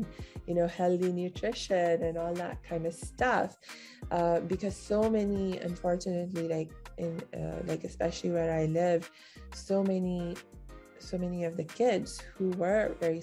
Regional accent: India; our family has been based in India for the last 300-400 years

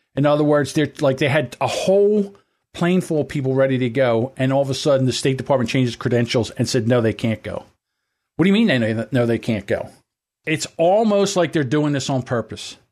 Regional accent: United States; we are an American. This is our country

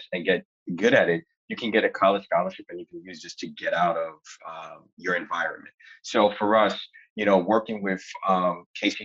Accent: New York City, New York, United States; where I grew up in East Flatbush, Brooklyn

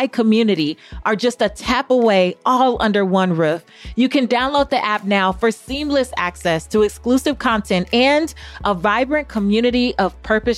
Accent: California, United States; I'm from California

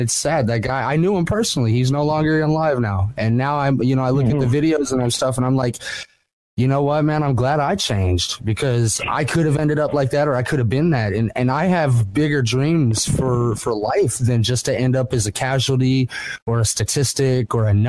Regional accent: Indianapolis, Indiana, United States; moved away as an adult; also born or lived in Page, Arizona; now in Canada; I am an American. I'm from Indianapolis, man.

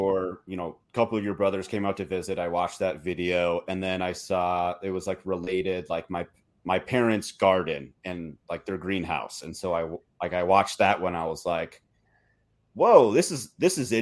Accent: Minnesota, United States; now in Montana, United States; I'm from Minnesota and I live in Montana.

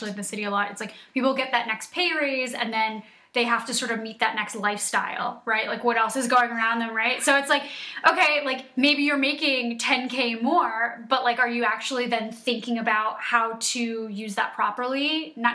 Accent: New York, United States; just being a New Yorker, I know so many iBankers

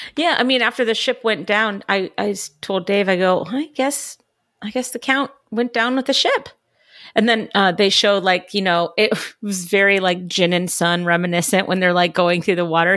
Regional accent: California, United States; born and raised in California, like I was

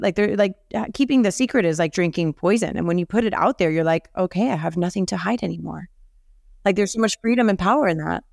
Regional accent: Miami, Florida, United States; I was born and raised here in Miami

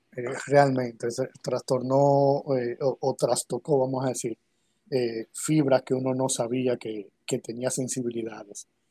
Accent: Santo Domingo, Distrito Nacional, Dominican Republic; Yo nací aquí en República Dominicana, en Santo Domingo, eh, en el año 82, 1982.

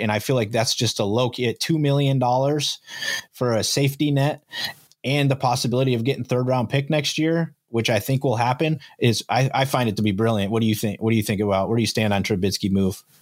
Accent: Fillmore, United States; I grew up in Fillmore

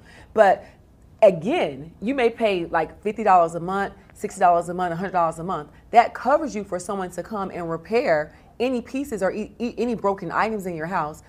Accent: North Carolina, United States; I am. I'm a Southerner.

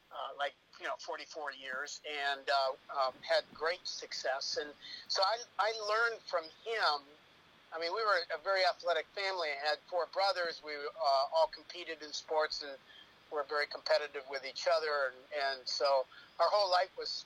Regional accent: Minnesota, United States; accent: Minnesotan; moved away as an adult; now in Florida, United States; I lived my first 35 years of my life in Minnesota

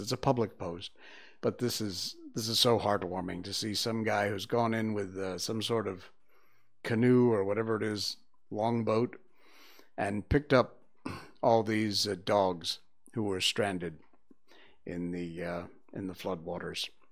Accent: Connecticut, United States; moved away as an adult; also born or lived in Key West, Florida; now in Subang, Malaysia; I grew up in Connecticut

